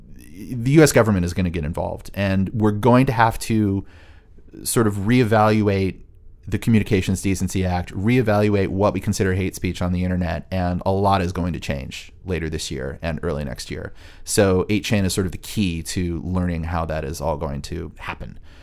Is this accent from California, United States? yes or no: yes; Orange County, California, United States; moved away; It was filmed and takes place in and around my hometown